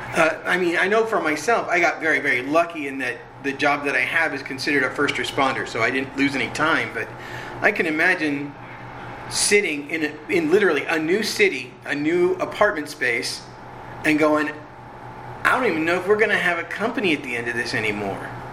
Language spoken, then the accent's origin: English; Orange County, California, United States; I grew up in Orange County, so my house was actually like three miles from Disneyland